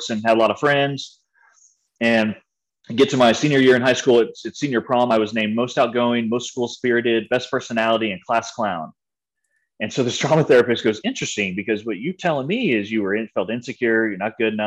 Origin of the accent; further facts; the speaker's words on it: San Antonio, Texas, United States; also born or lived in Waco, Texas; I grew up in San Antonio, Texas